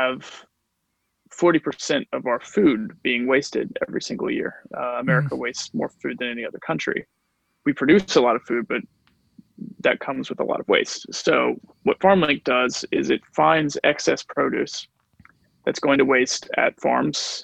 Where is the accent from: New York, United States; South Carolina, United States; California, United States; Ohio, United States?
South Carolina, United States; Columbia; moved away as an adult; now in Los Angeles, United States; I'm from Columbia though originally